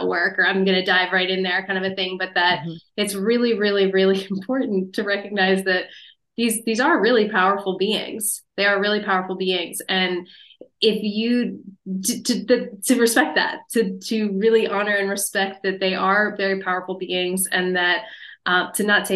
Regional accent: Pennsylvania, United States; Japanese knotweed was growing in my backyard where I grew up in Pennsylvania

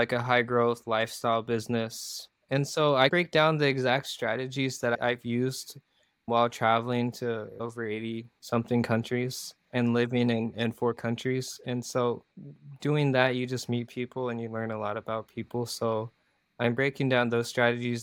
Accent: Iowa, United States; also born or lived in South Korea; my hometown, Iowa

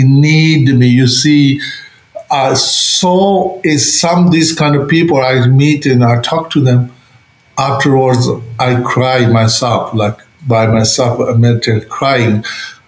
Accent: Tibet, China; moved away; I grew up in Tibet.

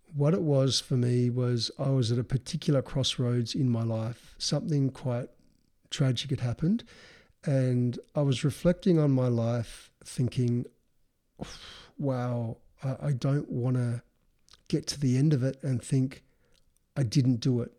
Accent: Adelaide, South Australia, Australia; we grew up in Adelaide, South Australia

